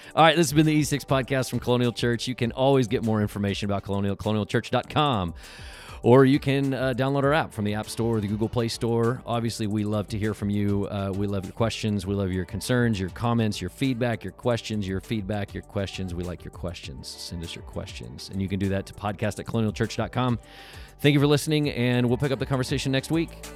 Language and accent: English; Tornado Alley, United States; moved away as an adult; now in California, United States; I grew up in Tornado Alley